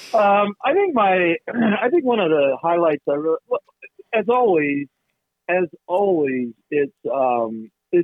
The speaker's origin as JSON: {"language": "English", "region": "West Virginia", "country": "United States", "tie": "born or raised there", "said": "growing up in West Virginia"}